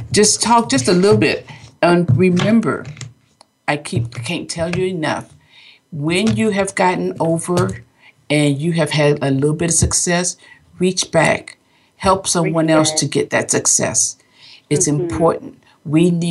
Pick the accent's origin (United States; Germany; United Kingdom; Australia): United States; West Palm Beach, Florida; now in California, United States; I'm from West Palm Beach, Florida, where the family's always been